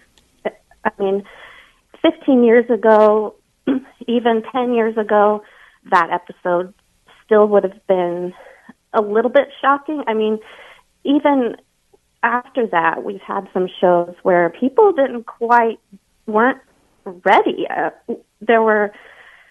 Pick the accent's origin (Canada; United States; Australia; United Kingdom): United States; the South; I'm from the South